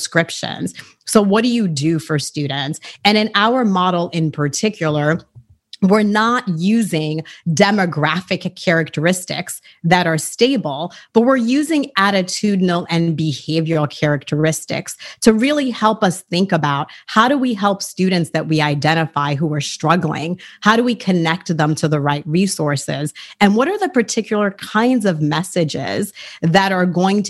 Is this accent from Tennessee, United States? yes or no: no; Boston, Massachusetts, United States; English is a second language; also born or lived in Haiti; I was raised in inner city Boston by my beloved late grandmother and my parents. English is my third language